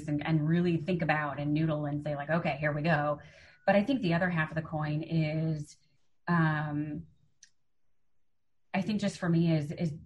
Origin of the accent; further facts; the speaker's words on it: Chicago, Illinois, United States; I'm from Chicago. I'm a Midwesterner